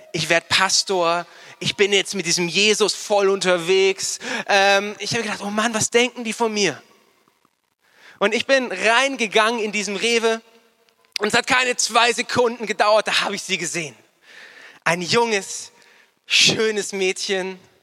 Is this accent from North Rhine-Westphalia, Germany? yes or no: no; Starnberg, Bavaria, Germany; moved away as an adult; also born or lived in Nuremberg; ich bin in Starnberg aufgewachsen